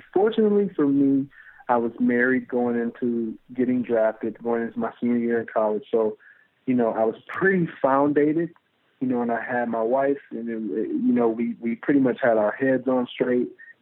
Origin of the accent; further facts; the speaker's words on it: Kalamazoo, Michigan, United States; We're both from Kalamazoo, Michigan